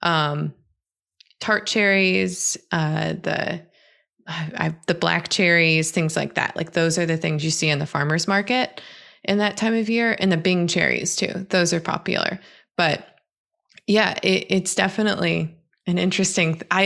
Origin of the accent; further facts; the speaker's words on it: Southern Michigan, United States; I grew up in Southern Michigan